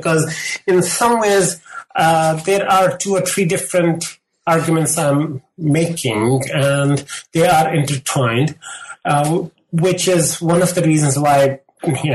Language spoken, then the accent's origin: English; Lahore, Punjab, Pakistan; moved away; I grew up in Lahore in Pakistan during the Cold War.